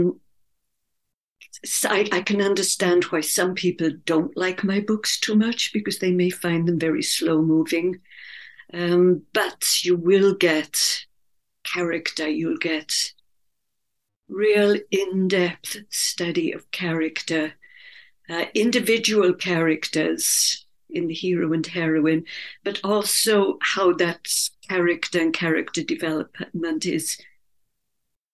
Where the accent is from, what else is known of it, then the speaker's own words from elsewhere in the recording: Wales, United Kingdom; It's set in Wales, my native country, in a coal mining country in South Wales, which is my own background. I grew up in Wales.